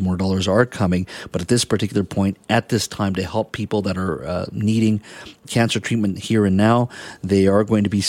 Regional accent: British Columbia, Canada; as Canadians, as British Columbians

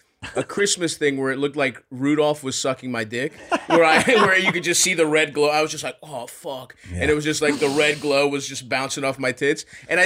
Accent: Baltimore, Maryland, United States; I grew up in Baltimore.

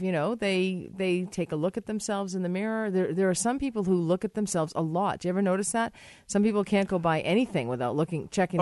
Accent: United States; I'm American too

